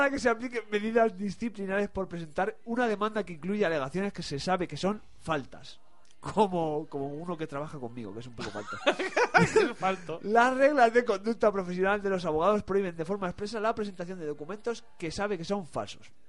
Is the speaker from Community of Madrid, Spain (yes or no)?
yes; Madrid, Community of Madrid, Spain; porque soy de Villaverde.